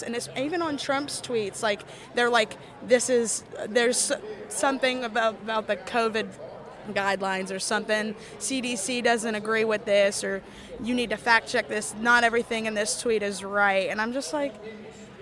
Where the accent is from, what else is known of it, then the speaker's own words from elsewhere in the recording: Kentucky, United States; I'm from Kentucky. I go to Northern Kentucky University